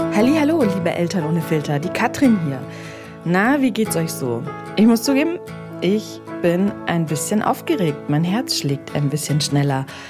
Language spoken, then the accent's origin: German; Bamberger Land, Bavaria, Germany; moved away; in meine Heimat gefahren. Das ist nach Bamberg, genauer ins Bamberger Land